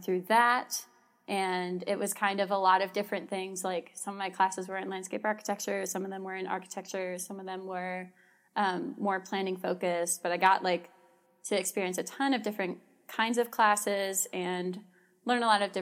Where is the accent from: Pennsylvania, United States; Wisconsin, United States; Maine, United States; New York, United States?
New York, United States; Amherst; I am from the Buffalo area. I'm specifically from Amherst, so outside the city of Buffalo